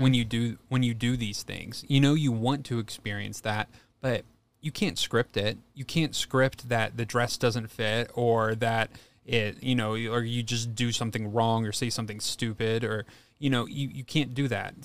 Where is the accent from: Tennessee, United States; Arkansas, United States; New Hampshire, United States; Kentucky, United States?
Kentucky, United States; moved away; So, I grew up in Kentucky, and my high school was a very agricultural school